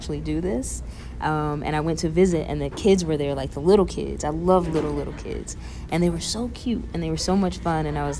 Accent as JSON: {"language": "English", "region": "Ohio", "country": "United States", "also_born_or_lived": "Knoxville / Louisville / Nashville", "moved": "yes", "lives_now": "New York, United States", "said": "I'm from Ohio"}